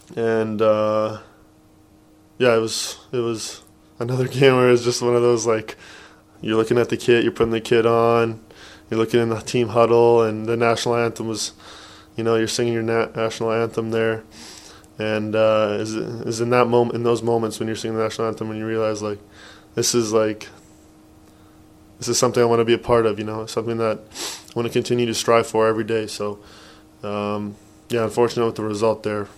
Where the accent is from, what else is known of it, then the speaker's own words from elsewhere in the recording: Edmonton, Alberta, Canada; growing up, there's not much in Edmonton